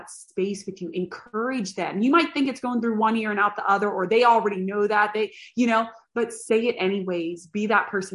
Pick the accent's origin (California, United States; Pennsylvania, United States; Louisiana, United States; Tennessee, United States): Pennsylvania, United States; a little town outside of Pittsburgh; moved away as an adult; also born or lived in Boston / Brownsville; I grew up in a little town outside of Pittsburgh